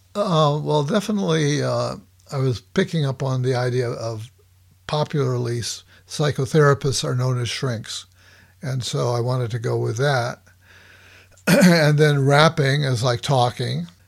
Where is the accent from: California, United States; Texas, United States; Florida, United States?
California, United States; Los Angeles; now in Bay Area, United States; I grew up in Los Angeles